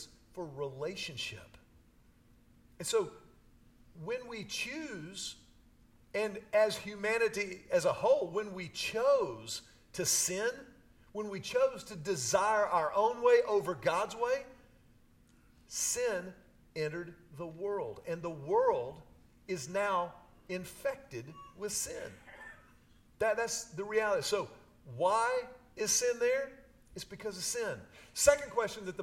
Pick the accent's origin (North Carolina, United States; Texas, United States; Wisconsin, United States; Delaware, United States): Texas, United States; Houston; I grew up in Houston. I was a city kid my whole life